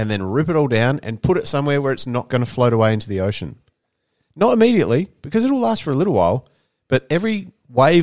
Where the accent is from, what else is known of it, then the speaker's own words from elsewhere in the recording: Beachport, South Australia, Australia; when I grew up in Beachport